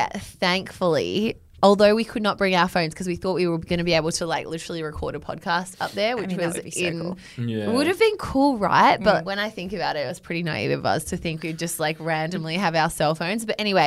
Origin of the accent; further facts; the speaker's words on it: Melbourne, Victoria, Australia; I'm from Melbourne. I'm in Sydney for work